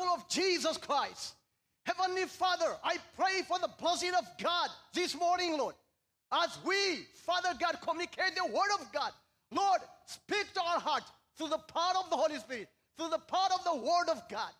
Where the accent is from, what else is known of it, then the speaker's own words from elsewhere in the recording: Eritrea; moved away as an adult; now in Seattle, United States; I was born and raised in Eritrea